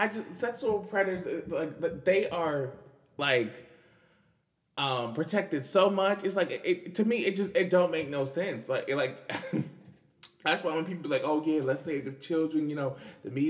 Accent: United States; I'm not even from New York, but I am from DC and Maryland

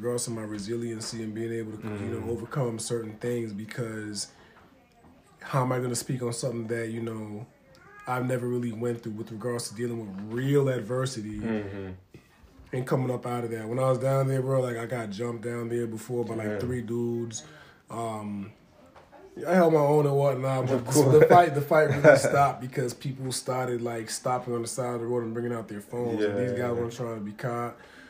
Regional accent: Stoughton, Massachusetts, United States; also born or lived in Dorchester; I was born in Dorchester, which everybody considers a hood, and we moved to Stoughton.

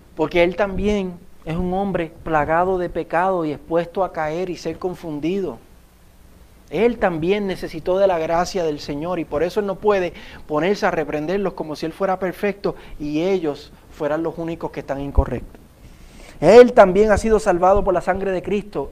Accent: Puerto Rico; accent: Puerto Rican

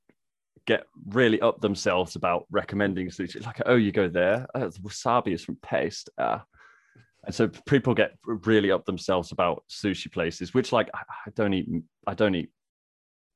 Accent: Midlands, United Kingdom; accent: Midlands; also born or lived in Scotland; I don't sound like I'm from the Midlands

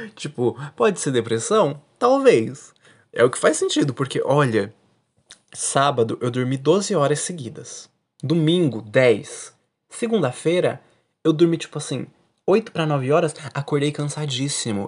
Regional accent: Paraná, Brazil; Eu sou do sul, né? Sou do Paraná, não tenho o que fazer, tenho sotaque

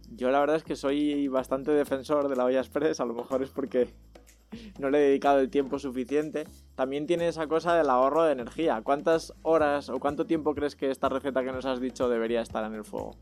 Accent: Zaragoza, Aragon, Spain; now in Madrid, Spain; yo soy de Zaragoza.

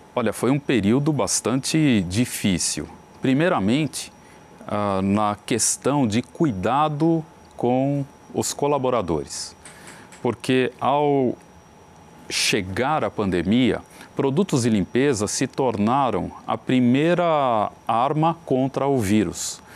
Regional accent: Brazil; como brasileiros

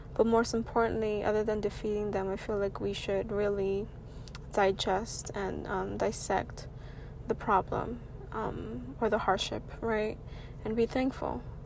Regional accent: New York City, New York, United States; I'm a young, proud, first generation Latina born and raised in Washington Heights.

